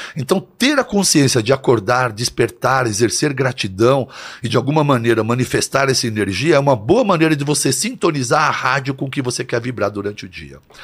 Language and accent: Portuguese; São Paulo, Brazil; also born or lived in Santo André / São Bernardo do Campo; Aí depois fomos para São Bernardo e depois eu vim para São Paulo. Mas eu sempre estudei aqui em São Paulo